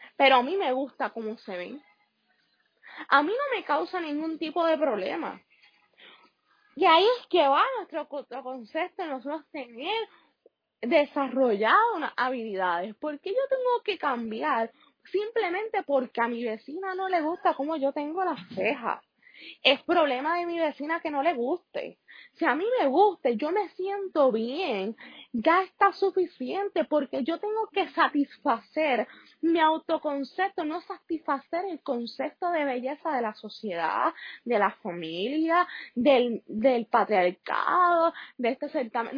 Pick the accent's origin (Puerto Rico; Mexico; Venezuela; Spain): Puerto Rico; los Estados Unidos, en el cual nosotros somos una colonia, o sea, nosotros no tenemos los derechos de un Estado